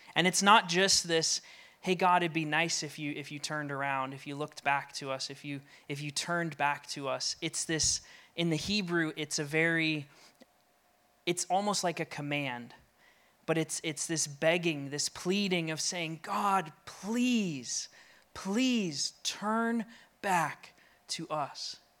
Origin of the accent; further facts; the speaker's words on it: Colorado, United States; now in New England, United States; I'm from Colorado and moved here